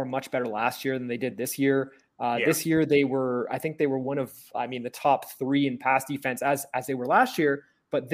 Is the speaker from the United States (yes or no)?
no; Toronto, Ontario, Canada; I grew up in Toronto